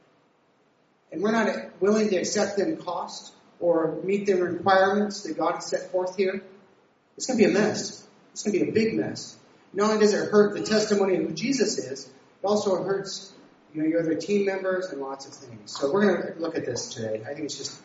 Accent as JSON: {"language": "English", "region": "Nevada", "country": "United States", "also_born_or_lived": "California", "moved": "as an adult", "said": "I was from Nevada"}